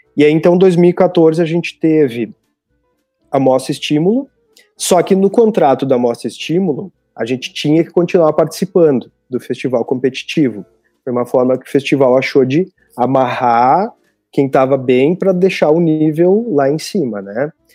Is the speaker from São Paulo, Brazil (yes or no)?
no; Balé Margot, Rio Grande do Sul, Brazil; eu cresci, nasci, cresci no, ali no, no Balé Margot